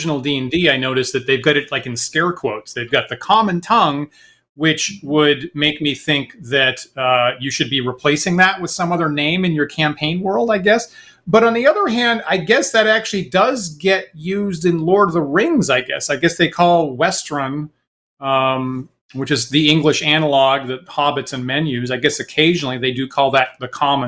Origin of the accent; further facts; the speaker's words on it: Maine, United States; moved away; also born or lived in Boston; when I was growing up in Maine